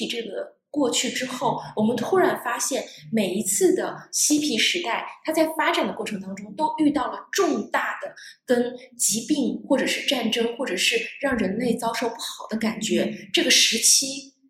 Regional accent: Northeast China, China; 更更重要的话，其实是来自于我是东北人。我在过去，其实我没有在东北生活在过太多的时间，但是我深深的其实被东北的文化感染了

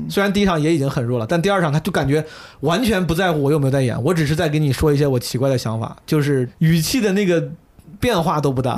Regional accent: China; 我作为中国人就不 不是很能共情了

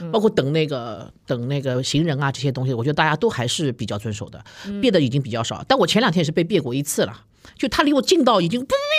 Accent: China; also born or lived in United States; 我们中国人

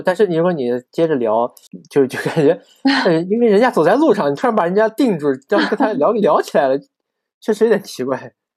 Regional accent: Xinjiang, China; moved away as an adult; also born or lived in Tianjin; 我说我新疆人

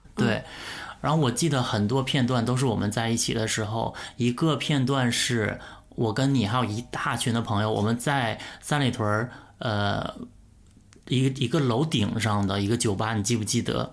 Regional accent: Northeast China, China; moved away as an adult; also born or lived in Beijing / Shanghai; 我作为东北人

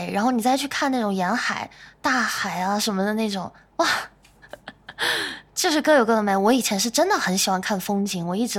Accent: North China, China; 因为我是北方人，但是我在南方也生活过挺长的一段时间

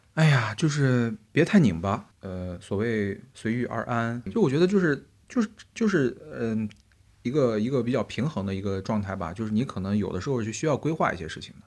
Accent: Xinjiang, China; moved away as an adult; now in Beijing, China; 虽然我是新疆人

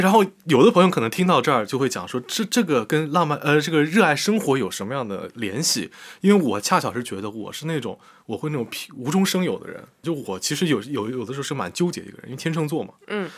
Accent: Jiaxing, Zhejiang, China; 我们家新那边有很多工厂

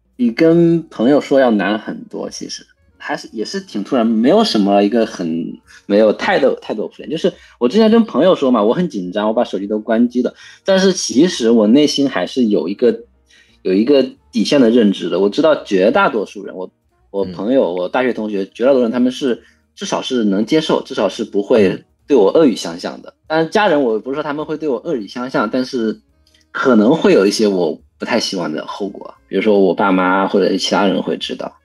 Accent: China; moved away as an adult; now in Maryland, United States; 我是在农村长大的

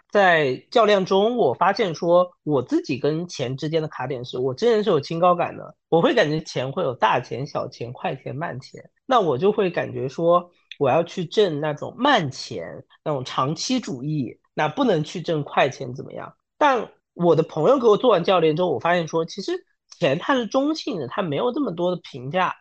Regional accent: Wenzhou, Zhejiang, China; 我自己是一个九五后，然后温州人

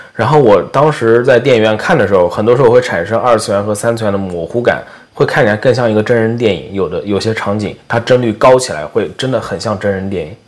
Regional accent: China; now in United States; 然后他听说口音不像是美国人，他问我你哪儿人， 我说我中国来的

